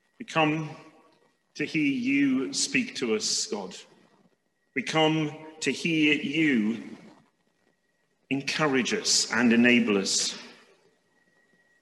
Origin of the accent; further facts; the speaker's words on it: United Kingdom; being British